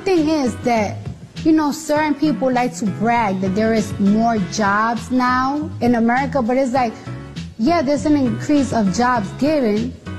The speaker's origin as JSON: {"language": "English", "region": "New York", "country": "United States", "said": "me as a New Yorker"}